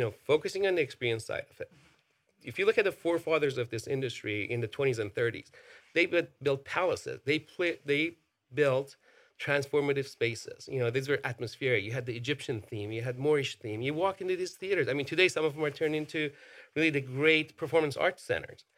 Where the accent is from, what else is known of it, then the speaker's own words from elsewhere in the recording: Iran; moved away; I grew up in Iran. You know, I, I was born and raised over there